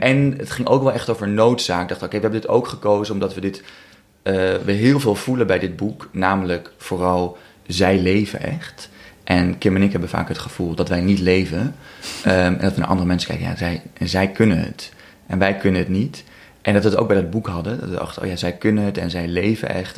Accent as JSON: {"language": "Dutch", "town": "Amsterdam", "region": "North Holland", "country": "Netherlands", "said": "ik kom uit Amsterdam"}